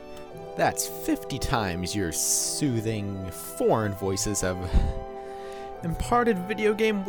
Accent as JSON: {"language": "English", "country": "United States", "said": "I'm American"}